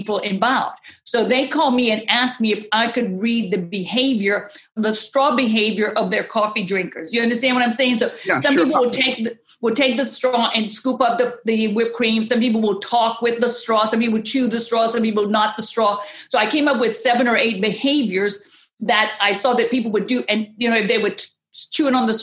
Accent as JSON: {"language": "English", "region": "Southwest Louisiana", "country": "United States", "said": "I'm from Louisiana, so I'm the raging Cajun woman from Southwest Louisiana"}